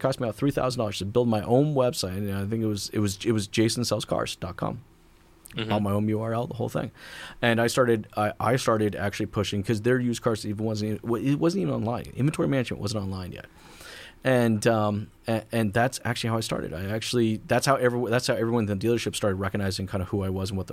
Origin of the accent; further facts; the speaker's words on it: United States; now in Canada; I'm American, but I'm in Canada